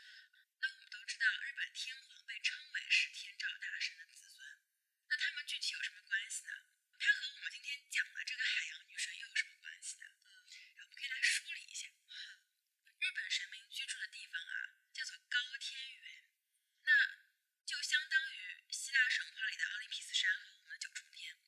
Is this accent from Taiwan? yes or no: no; China; 可能对我们中国人来说，会觉得这个力量来自女性，是不是有什么独特的寓意？